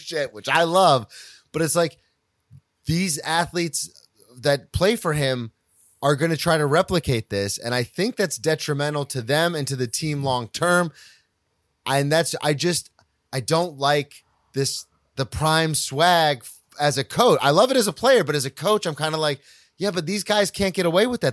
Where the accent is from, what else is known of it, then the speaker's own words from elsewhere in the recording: the South, United States; growing up in the South